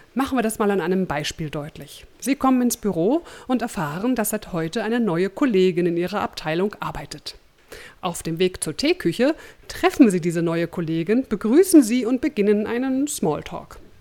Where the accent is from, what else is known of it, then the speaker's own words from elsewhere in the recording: Berlin, Germany; moved away; in meine alte Heimat Berlin